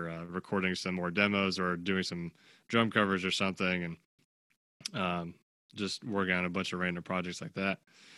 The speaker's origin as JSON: {"language": "English", "town": "Clifton", "region": "New Jersey", "country": "United States", "said": "I'm from Clifton, New Jersey"}